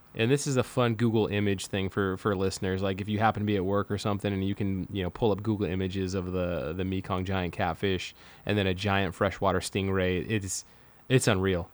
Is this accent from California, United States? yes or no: yes; Manteca, California, United States; My hometown, my hometown of Manteca, California